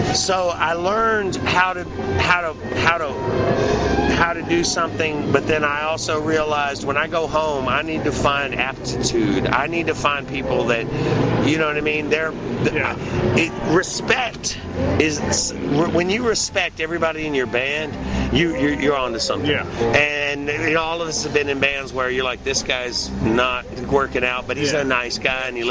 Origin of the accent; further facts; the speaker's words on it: Clarksville, Tennessee, United States; I was in my hometown of Clarksville, Tennessee, by Fort Campbell Army Base.